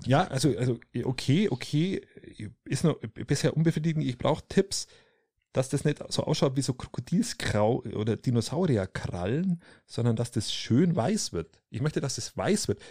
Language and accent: German; Allgäu, Germany; Bei uns im Allgäu, im schönen Allgäu